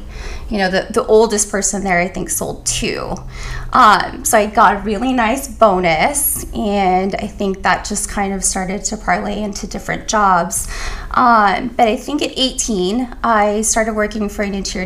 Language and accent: English; Canada; now in United States; I'm Canadian.